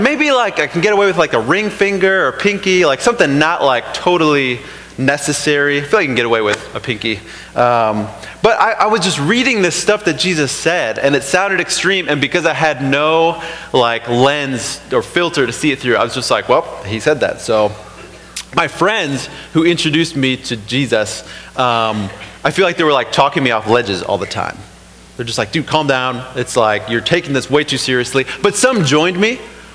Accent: Toledo, Ohio, United States; I grew up in Toledo, grew up outside the church

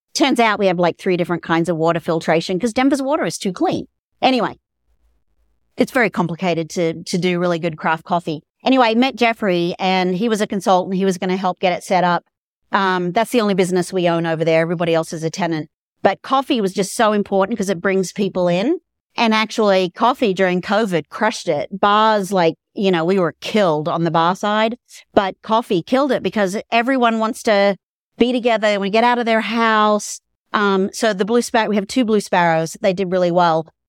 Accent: Australia; moved away as an adult; also born or lived in Dallas, United States; now in Colorado, United States; I'm from Australia originally

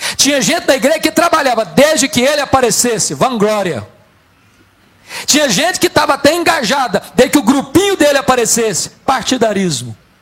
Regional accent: Espírito Santo, Brazil; Eu sou do estado do Espírito Santo

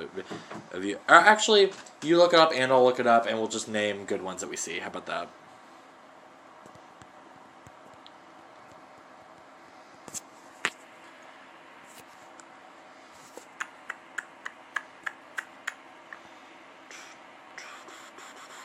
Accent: Midwest, United States; As a Midwesterner

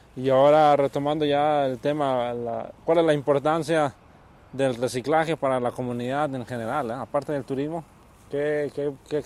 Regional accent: Nayarit, Mexico; now in Oregon, United States; de Nayarit, de donde soy yo

